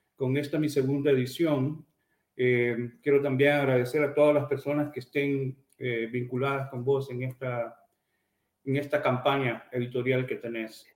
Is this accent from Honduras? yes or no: yes; Amapala, Valle, Honduras; moved away; nací en Amapala